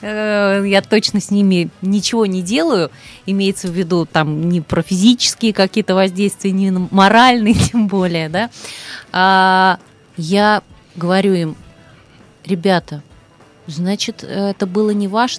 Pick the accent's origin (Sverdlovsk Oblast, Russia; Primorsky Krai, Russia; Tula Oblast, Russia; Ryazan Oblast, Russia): Ryazan Oblast, Russia; Ryazan; я родилась в Рязани